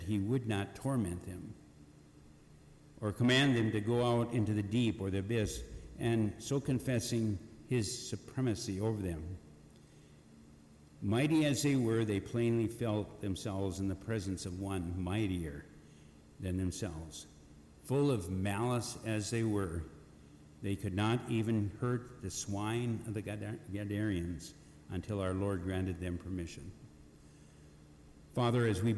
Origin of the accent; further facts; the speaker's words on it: Eagle Bend, Minnesota, United States; Currently in my hometown Eagle Bend, Minnesota, Minnesota, Todd County, Wadena County